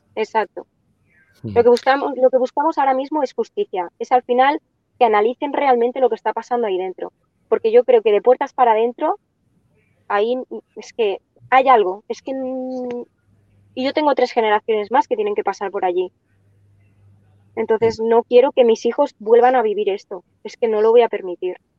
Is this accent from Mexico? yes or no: no; Catalonia, Spain; nosotros somos catalanes, nacimos aquí y nosotros hablamos bien el catalán